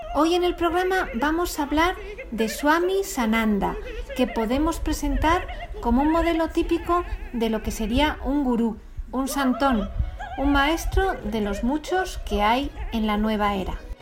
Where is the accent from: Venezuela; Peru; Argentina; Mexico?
Venezuela; Nací en Venezuela, mas no soy venezolano.